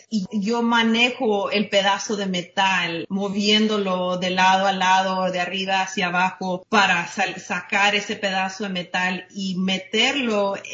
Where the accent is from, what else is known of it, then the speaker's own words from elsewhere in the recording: Mexico; Ya saben, siendo mexicana uno tiene primos hasta